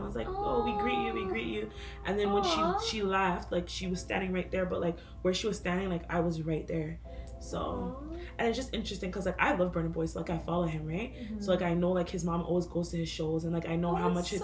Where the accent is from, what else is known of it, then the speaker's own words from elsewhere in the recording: Toronto, Ontario, Canada; As an African person growing up in Toronto